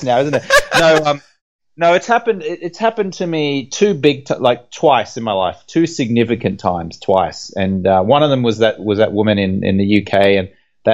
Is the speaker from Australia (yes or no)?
yes; Brisbane, Queensland, Australia; moved away as an adult; also born or lived in London; I grew up in Brisbane in Australia